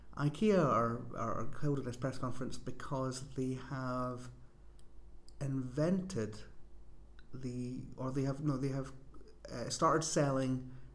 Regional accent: England, United Kingdom; I'm from Middle England, right?

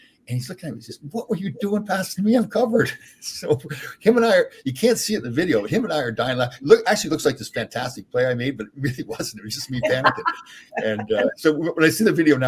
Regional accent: Brampton, Ontario, Canada; I grew up in Brampton

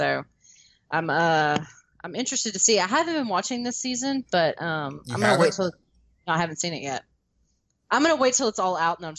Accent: the South, United States; accent: Southern; Being a Southerner.

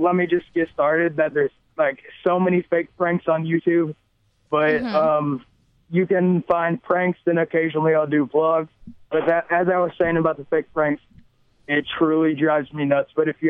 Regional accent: the South, United States; accent: Southern; Pretty much, if you can tell by our accents, we're from the South.

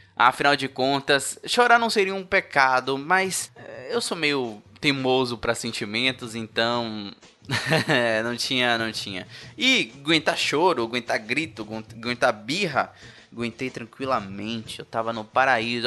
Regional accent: Salvador, Bahia, Brazil; eu sou de Salvador, né? Terra do melhor carnaval do país

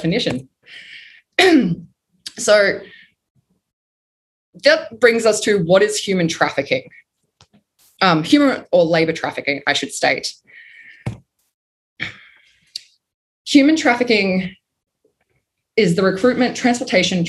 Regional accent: Melbourne, Victoria, Australia; I'm from Melbourne, Australia

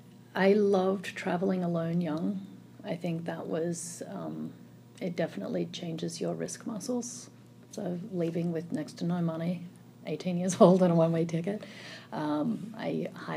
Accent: Melbourne, Victoria, Australia; Melbourne, Australia.

